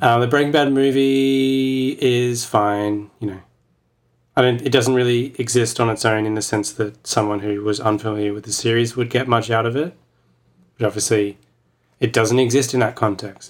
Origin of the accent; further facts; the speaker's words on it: Australia; as an Australian